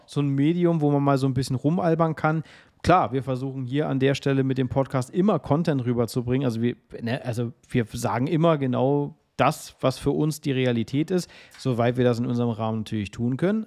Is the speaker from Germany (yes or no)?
yes; Berlin, Germany; ich bin ja Berliner, also wirklich hier auch geboren und groß geworden